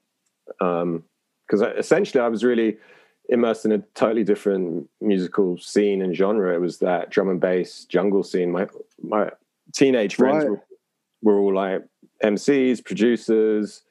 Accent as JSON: {"language": "English", "region": "London", "country": "United Kingdom", "tie": "born or raised there", "said": "I grew up in London"}